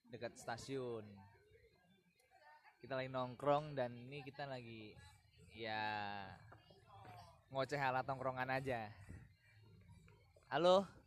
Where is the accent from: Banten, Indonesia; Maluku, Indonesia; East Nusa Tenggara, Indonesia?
East Nusa Tenggara, Indonesia; Larantuka; di Jogja saya orang